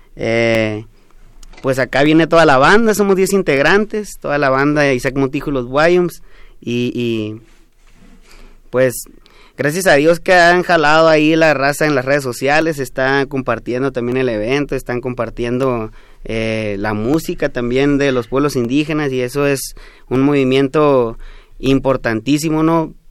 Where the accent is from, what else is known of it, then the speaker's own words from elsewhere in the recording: Mayo region, Sonora, Mexico; first language Yoreme Mayo; Spanish is a second language; acá estamos eh, saliendo apenas de la región del Mayo, hablamos una lengua que se llama Lloreme Mayo